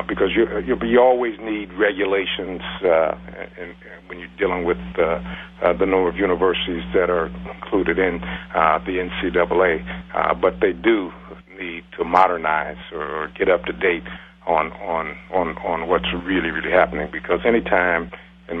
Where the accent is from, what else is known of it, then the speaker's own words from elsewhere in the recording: Columbus, Ohio, United States; I'm right from Columbus, and my family was right here